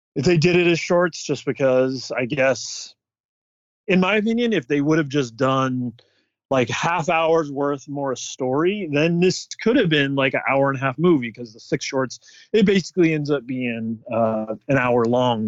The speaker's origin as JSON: {"language": "English", "area": "Bay Area", "region": "California", "country": "United States", "tie": "born or raised there", "said": "growing up in the Bay Area"}